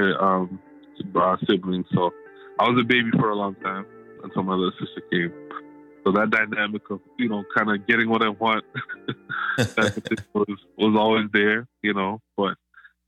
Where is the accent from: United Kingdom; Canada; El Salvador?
Canada; I am Canadian-Jamaican, so first-generation Canadian